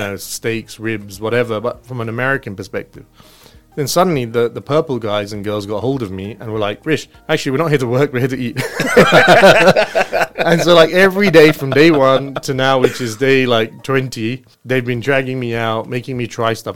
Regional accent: London, United Kingdom; I was brought up in London. Okay. I grew up very close to Crystal Palace

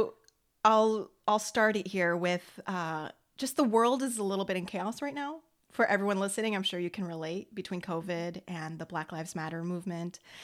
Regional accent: United States; I'm American. I'm Franco American

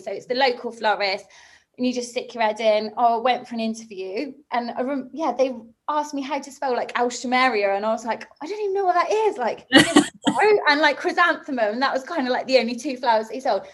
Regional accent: Somerset, South West England, United Kingdom; moved away; also born or lived in Bristol; where I grew up in Somerset

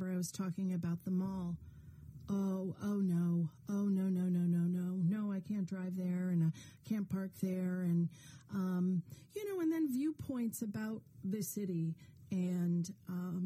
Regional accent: New England, United States; also born or lived in Columbus, Ohio; now in Providence, United States; I'm from New England

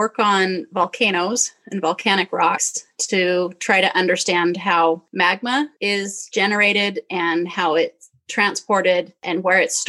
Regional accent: Utah, United States; growing up in Utah

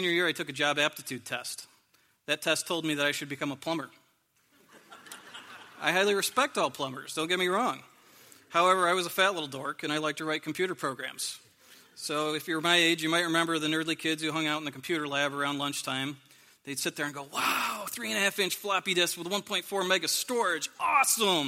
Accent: a small town near Corning, New York, United States; moved away; I'm originally from a small town near Corning, New York, and when I was growing up, I was the youngest in my family

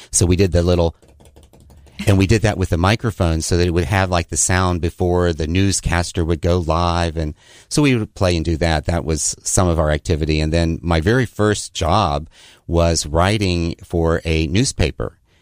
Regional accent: Mount Clare, West Virginia, United States; now in Daniel Island, United States; I grew up in a very small, abandoned coal mining town in West Virginia called Mount Clair

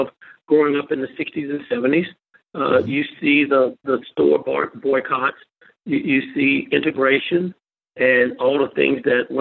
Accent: York, Alabama, United States; I grew up in the Millville community, which is outside of York, Alabama.

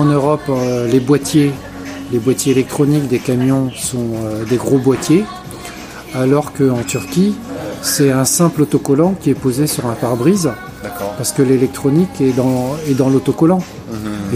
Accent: France; nous, Français

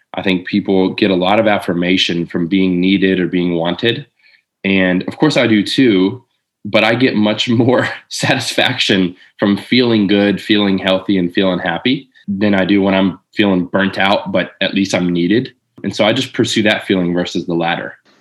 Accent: Lakeland, Florida, United States; also born or lived in Jacksonville, Florida; I moved from Jacksonville back to Lakeland, where I'm from

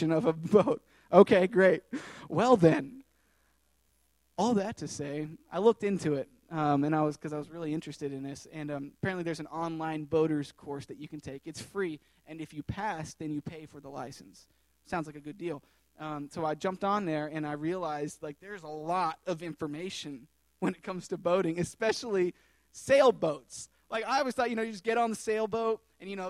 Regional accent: Tennessee, United States; moved away as an adult; I was born and raised in Tennessee, landlocked

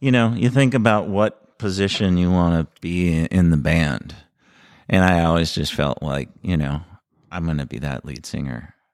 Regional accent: North St. Paul, Minnesota, United States; I grew up in North Saint Paul

